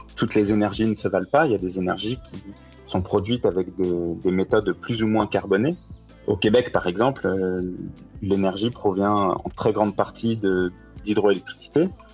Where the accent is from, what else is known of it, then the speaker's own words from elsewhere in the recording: France; moved away as an adult; now in Montreal, Canada; je suis français, j'ai fait mes études en France et je suis venu au Canada en janvier 2019